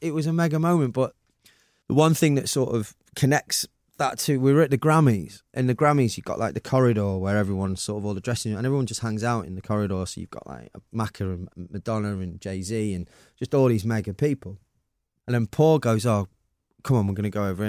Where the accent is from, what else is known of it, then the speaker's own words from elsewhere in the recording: Manchester, North West England, United Kingdom; I'm so proud of being Mancunian